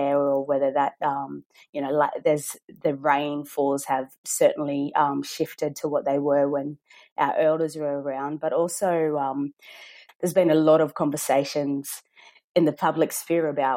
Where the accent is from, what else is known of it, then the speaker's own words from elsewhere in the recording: Brewarrina, New South Wales, Australia; moved away; I'm from Brewarrina, so we've got the Baiame Nunu Gunya, the Brewarrina fish traps there, and I always remember being able to swim in those fish traps.